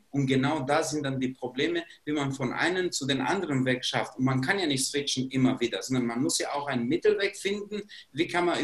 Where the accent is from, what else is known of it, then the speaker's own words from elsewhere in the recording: Kosovo; German is a second language; moved away as an adult; now in Germany; Ich bin nicht in Deutschland geboren, ich komme aus ehemaligen Jugoslawien bzw. aus dem Kosovo und ich bin als 20-Jähriger hier in Deutschland gekommen.